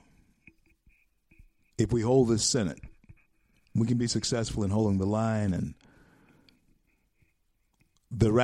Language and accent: English; Louisiana, United States; Louisiana, my home state